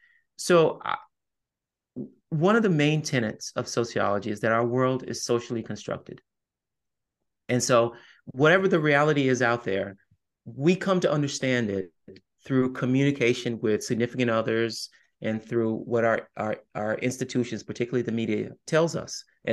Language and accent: English; the South, United States; I'm also a Southerner, I'm also a Catholic